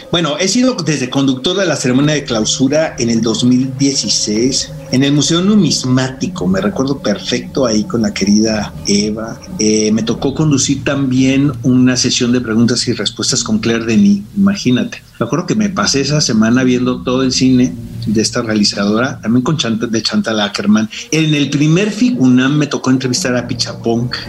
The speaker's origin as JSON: {"language": "Spanish", "region": "Mexico City", "country": "Mexico", "tie": "born or raised there", "also_born_or_lived": "Tijuana, Baja California", "said": "yo nací en Tijuana y cuando llegué muy jovencito a la Ciudad de México siempre he sido sureño"}